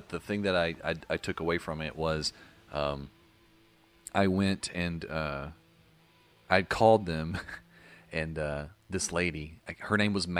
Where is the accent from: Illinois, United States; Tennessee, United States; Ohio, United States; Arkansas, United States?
Arkansas, United States; Paragould; also born or lived in Little Rock, Arkansas; I lived in Little Rock. And I came up to Paragould, my hometown, to visit my parents.